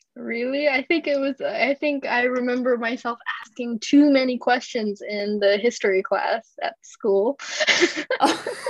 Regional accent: Tokyo, Japan; now in Russia; I was born and raised in Tokyo

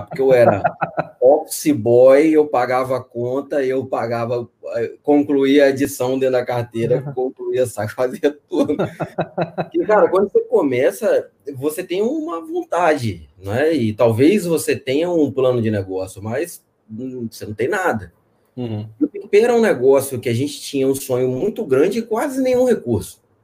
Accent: Espírito Santo, Brazil; also born or lived in Minas Gerais; eu sou do Espírito Santo. Tô, nasci em Minas, mas estou aqui no Espírito Santo desde criança

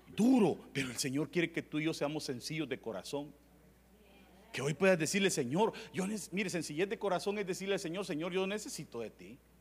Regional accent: Tepecoyo, La Libertad, El Salvador; yo vengo de un pueblo que es en agua, se llama Tepecoyo

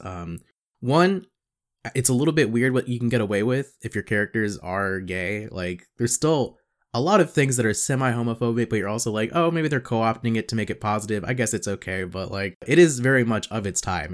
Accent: South Carolina, United States; Growing up in South Carolina

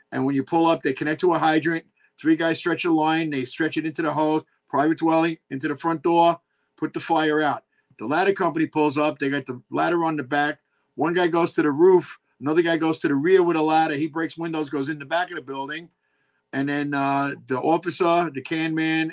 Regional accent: New York City, New York, United States; that's where I grew up in Richmond Hill

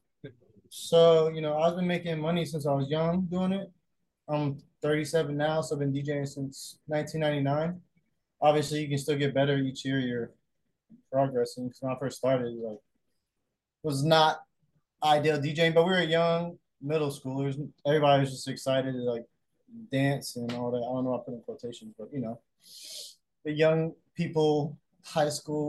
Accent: Aiken, South Carolina, United States; moved away as an adult; also born or lived in Augusta, Georgia; now in Charleston, United States; I grew up in South Carolina, the Carolina, Georgia border. And it was in Aiken, South Carolina, Augusta, Georgia.

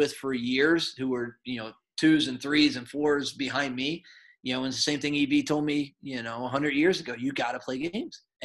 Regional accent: New York, United States; me growing up in New York, I'm a huge Yankee guy.

